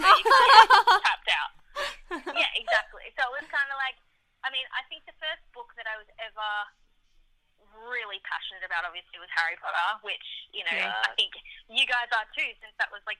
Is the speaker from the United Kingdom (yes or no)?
no; Papua New Guinea; also born or lived in Fiji / Solomon Islands; Sarah and I grew up in the Pacific. We didn't grow up in Australia. So we grew up in Papua New Guinea, Fiji, and the Solomon Islands. And there's not a lot of TV over there.